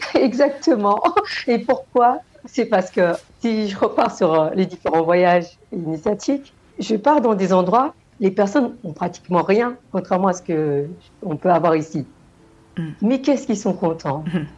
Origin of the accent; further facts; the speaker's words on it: Senegal; moved away; je viens du Sénégal